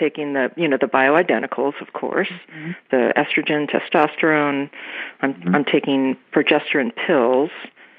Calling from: Topanga, California, United States; I'm from Topanga, Southern California.

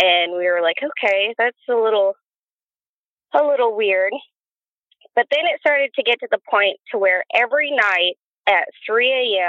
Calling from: Oregon, United States; We're in Oregon.

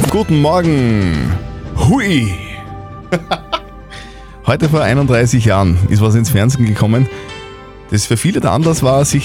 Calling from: Neukirchen am Walde, Upper Austria, Austria; Von Neukirchen am Walde.

